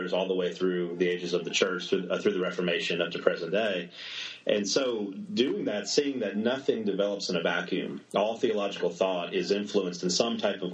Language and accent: English; South Mississippi, United States; moved away as an adult; also born or lived in New Orleans, Louisiana / San Francisco Bay Area; now in Montgomery, United States; I was born in New Orleans. My family's all from New Orleans and South Mississippi for generations and generations, and grew up in a small town in South Mississippi just across the border